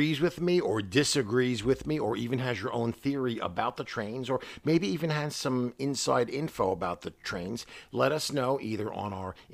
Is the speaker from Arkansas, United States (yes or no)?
no; New York City, New York, United States; We're from New York City.